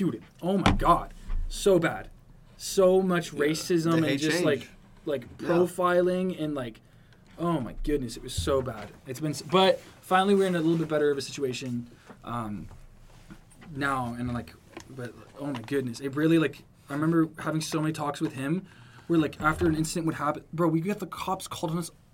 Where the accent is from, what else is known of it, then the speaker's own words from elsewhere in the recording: Wyoming, United States; we grew up in Wyoming it's where was born yeah so like we grew up there.